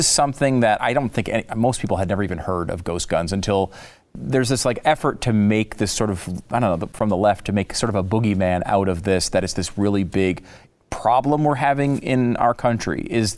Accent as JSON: {"language": "English", "region": "Connecticut", "country": "United States", "tie": "born or raised there", "said": "I'm not like really a gun guy. I mean, I grew up in Connecticut."}